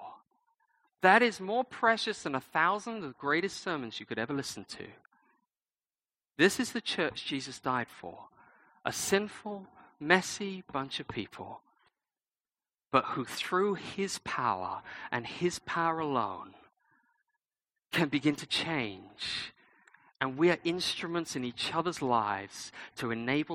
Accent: United Kingdom; I'm British

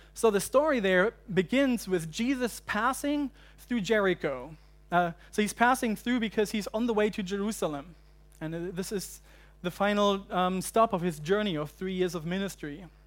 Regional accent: Germany; also born or lived in United Kingdom / United States; now in Hong Kong; I'm from Germany originally, uh, but I lived in the U K and I lived in the U S for a while and then seven years ago I moved to Hong Kong.

